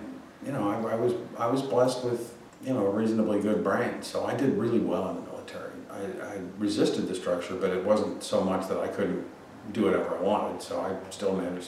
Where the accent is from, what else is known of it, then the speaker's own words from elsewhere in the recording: Connecticut, United States; I grew up in Connecticut to a very, very well-to-do family